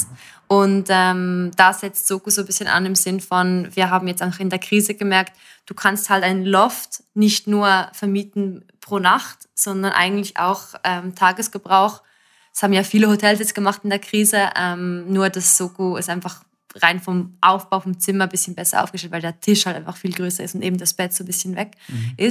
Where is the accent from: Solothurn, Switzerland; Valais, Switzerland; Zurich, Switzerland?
Zurich, Switzerland; also als Zürcherin, ich meine, unsere Stadt ist sehr, sehr schön, ich liebe Zürich